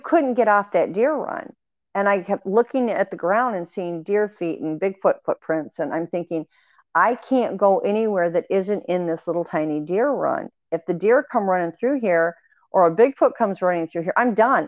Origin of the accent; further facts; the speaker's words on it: Michigan, United States; moved away; growing up in Michigan, you would have several feet of snow every year